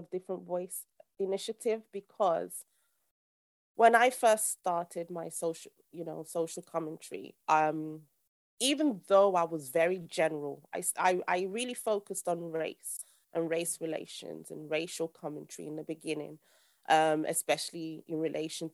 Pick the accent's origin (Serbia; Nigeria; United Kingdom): Nigeria; I'm actually Nigerian